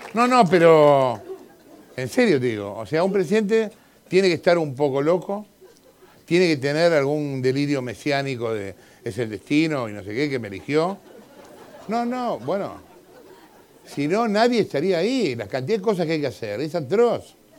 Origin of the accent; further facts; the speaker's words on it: Chile; Soy, soy chileno